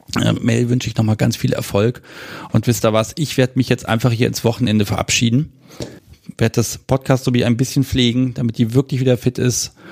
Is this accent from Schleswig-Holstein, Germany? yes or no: no; Hanover, Lower Saxony, Germany; aus meiner Heimatstadt